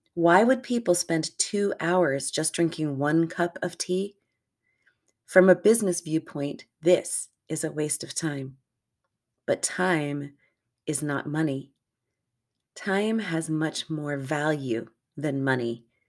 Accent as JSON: {"language": "English", "country": "United States", "tie": "born or raised there", "said": "I'm an American in North America, grew up here, lived here for the vast majority of my life"}